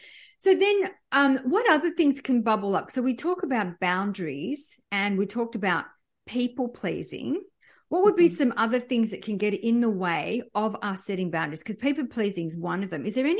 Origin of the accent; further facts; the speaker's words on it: France; born there; we moved around a lot. I was born in France.